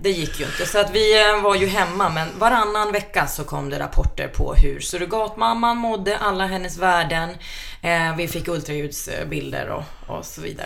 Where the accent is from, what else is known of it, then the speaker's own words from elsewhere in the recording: Flen, Södermanland, Sweden; moved away; i den lilla hålan där jag är ifrån i Flen